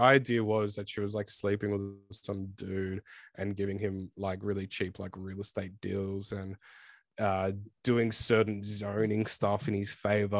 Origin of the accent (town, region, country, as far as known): Australia